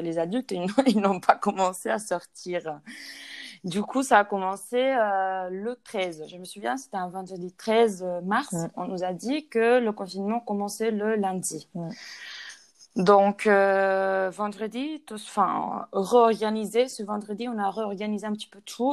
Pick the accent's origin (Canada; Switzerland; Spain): Spain; French is a second language; also born or lived in Cergy, France; je suis espagnole